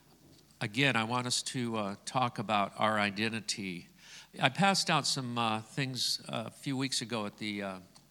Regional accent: Scotland, United Kingdom; I'm Scottish.

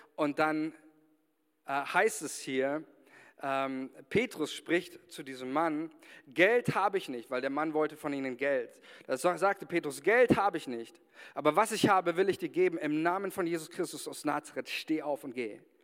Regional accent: Germany; wir als Deutsche

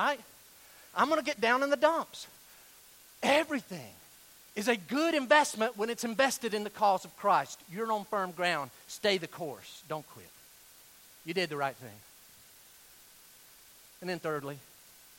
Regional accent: Weaverville, North Carolina, United States; I'm from Western North Carolina

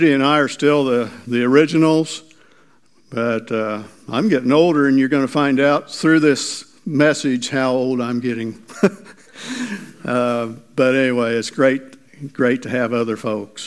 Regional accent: Miller, Missouri, United States; also born or lived in Mount Vernon, Missouri; I grew up in Miller. My dad was the doctor of Miller, Missouri. So I grew up there, or that area

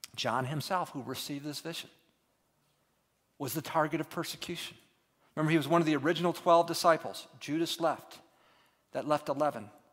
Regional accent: United States; moved away as an adult; also born or lived in Turkey; as an American over there

